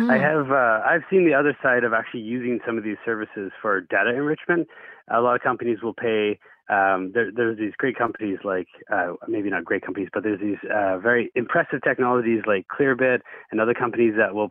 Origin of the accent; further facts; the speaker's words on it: the Okanagan, British Columbia, Canada; moved away; I'm from the Okanagan originally, and I mean, getting a truck was a rite of passage